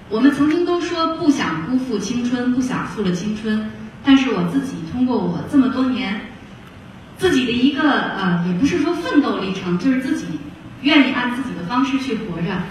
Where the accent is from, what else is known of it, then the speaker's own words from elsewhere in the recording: Shaanxi, China; moved away; also born or lived in Beijing; 我是在陕西出生，陕西长大，那个时候网络也不是很发达，很闭塞